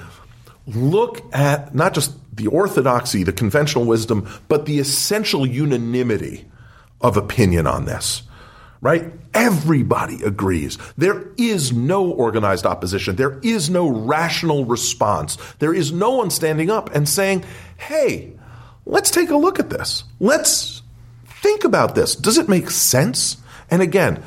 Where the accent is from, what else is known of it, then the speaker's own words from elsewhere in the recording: Wisconsin, United States; I grew up in Wisconsin